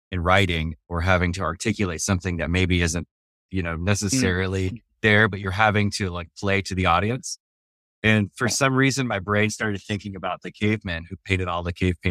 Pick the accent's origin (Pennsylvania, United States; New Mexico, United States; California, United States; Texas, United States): New Mexico, United States; I grew up in New Mexico, which is in the southwest of America.